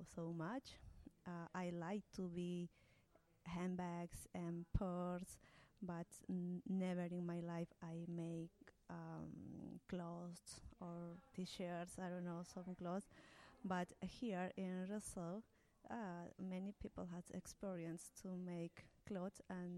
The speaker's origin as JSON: {"language": "English", "country": "Peru", "second_language": "English", "moved": "as an adult", "lives_now": "Wellington, New Zealand", "said": "I am from Peru."}